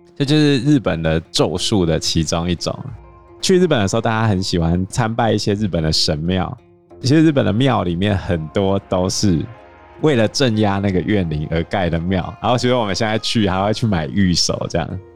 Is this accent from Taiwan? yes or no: yes; Taiwan; 我们台湾人